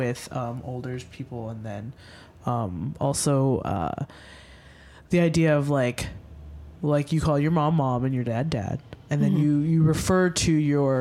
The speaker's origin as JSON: {"language": "English", "country": "United States", "said": "as an American"}